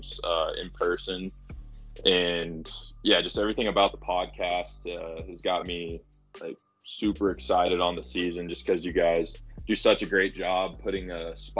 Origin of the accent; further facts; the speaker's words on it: Aurora, Colorado, United States; I'm from Aurora, Colorado. I played baseball at Grandview